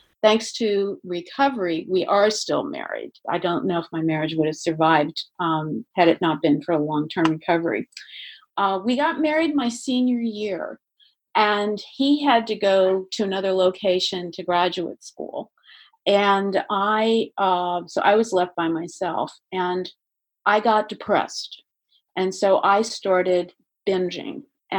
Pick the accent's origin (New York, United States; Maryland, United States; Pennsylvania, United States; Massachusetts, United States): Maryland, United States; I'm from Maryland